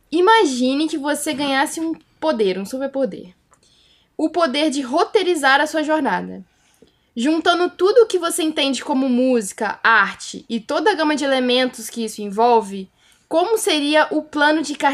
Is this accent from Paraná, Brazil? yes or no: no; Vitória, Espírito Santo, Brazil; eu vim de Vitória, lá é muito bom, não sei o que, não sei